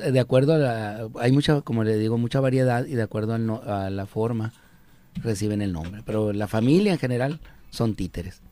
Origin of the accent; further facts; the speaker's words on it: El Encinal, Sonora, Mexico; allá en mi, en mi pueblo